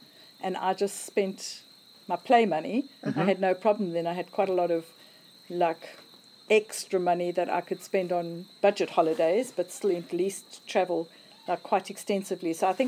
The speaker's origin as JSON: {"language": "English", "country": "South Africa", "tie": "born or raised there", "also_born_or_lived": "England / Asia", "moved": "as an adult", "said": "I'm 65 years old. I've recently retired. I was born in South Africa, and I've been living in England and lately in Asia, where I retired from."}